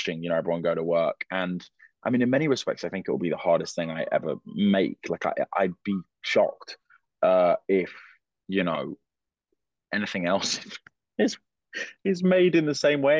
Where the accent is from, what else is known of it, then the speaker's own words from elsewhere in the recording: London, United Kingdom; I'm from London